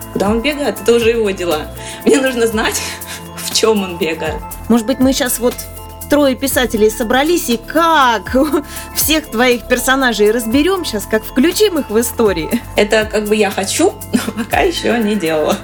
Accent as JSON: {"language": "Russian", "town": "Kostroma", "region": "Kostroma Oblast", "country": "Russia", "said": "я из Костромы."}